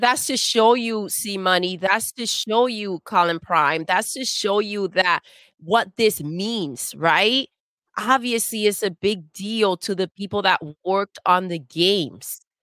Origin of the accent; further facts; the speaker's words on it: United States; I'm American